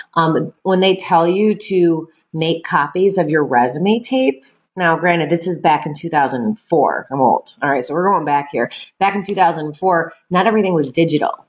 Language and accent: English; Chicago, Illinois, United States; I am from the south side of Chicago